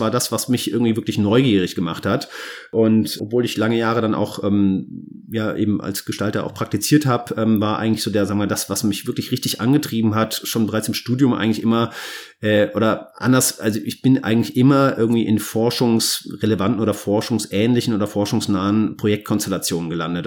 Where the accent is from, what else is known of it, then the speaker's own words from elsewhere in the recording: Cologne, North Rhine-Westphalia, Germany; als Kölner in Köln wohnt, in der Südstadt